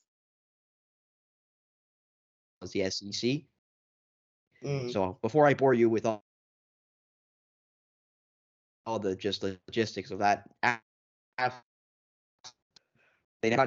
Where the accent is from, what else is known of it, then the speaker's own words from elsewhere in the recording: Canada; as a Canadian